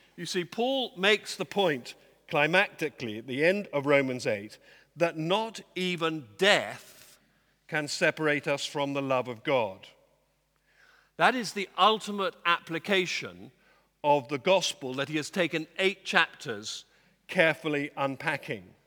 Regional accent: Dorset, South West England, United Kingdom; I come from Dorset

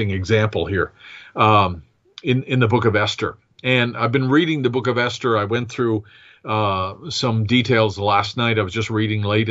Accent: United States; as an American

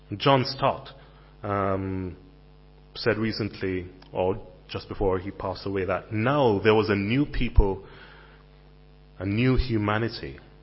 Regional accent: Jamaica; moved away as an adult; also born or lived in Caribbean; now in United Kingdom; I was a Jamaican in London

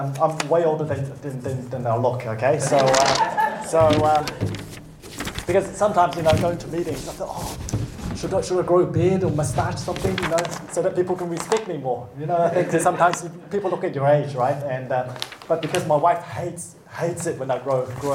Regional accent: New Zealand; I was born in New Zealand

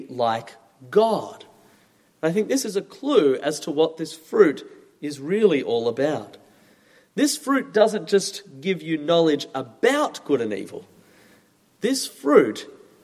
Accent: Australia; moved away; As you maybe have noticed from my accent, I'm from Australia

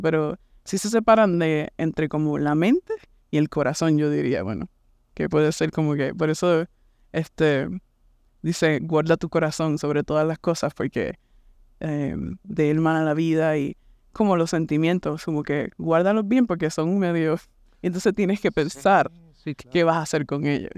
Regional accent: Puerto Rico; moved away as an adult; also born or lived in Kansas City; now in United States; vengo de este, Puerto Rico, nací y me crié en Puerto Rico.

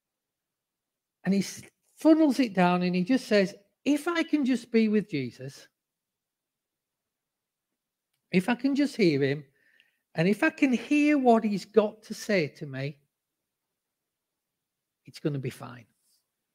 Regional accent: the north of England, United Kingdom; accent: northern; moved away as an adult; now in Cambridge, United Kingdom; even though I'm in the heathen south, I'm a sanctified northerner because my roots are northern. And, you know, despite the fact that people here all have lovely accents, I have not changed my accent

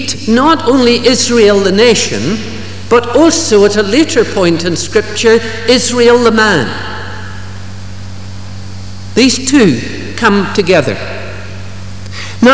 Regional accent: Ballymena, Northern Ireland, United Kingdom; growing up in Ballymena

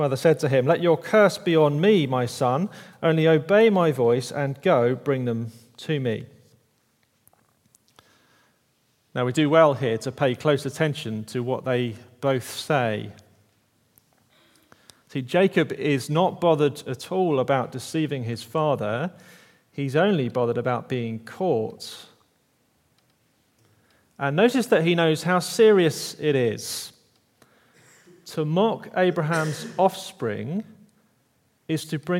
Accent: Kent, South East England, United Kingdom; moved away; Back where I'm from, I'm from Kent, the sort of southeast corner of England, the Garden of England

